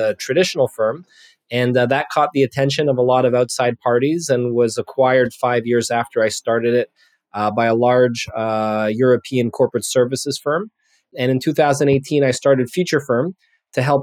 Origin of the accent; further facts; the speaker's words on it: Montreal, Quebec, Canada; I'm a CPA born and raised in Montreal, Canada